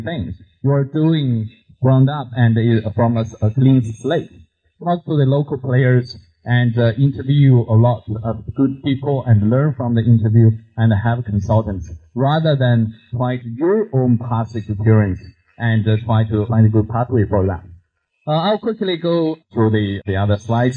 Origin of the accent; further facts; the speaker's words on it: China; English is a second language; moved away as an adult; I grew up in China